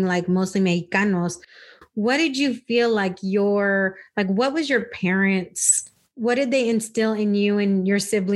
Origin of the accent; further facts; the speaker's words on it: California, United States; now in Texas, United States; when I moved to Texas, growing up in California